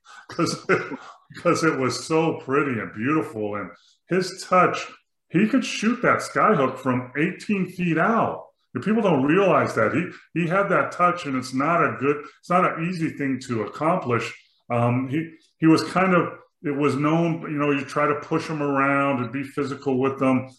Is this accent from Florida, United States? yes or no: no; Los Angeles, California, United States; moved away as an adult; also born or lived in Lawrence, Kansas / Milwaukee; I grew up in the San Fernando Valley in California